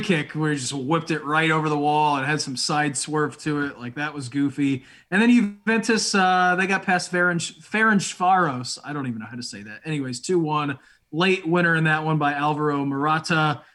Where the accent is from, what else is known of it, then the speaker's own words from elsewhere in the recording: United States; It is pretty cool being an American right now.